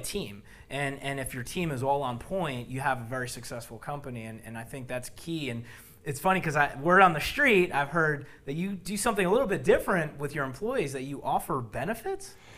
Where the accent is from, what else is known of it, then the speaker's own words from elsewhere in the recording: Bloomfield, New Jersey, United States; I'm from Jersey